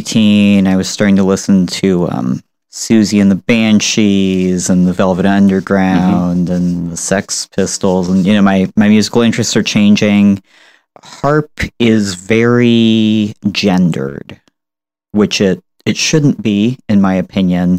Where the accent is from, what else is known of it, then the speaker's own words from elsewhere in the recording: San Francisco, California, United States; I was born and raised in San Francisco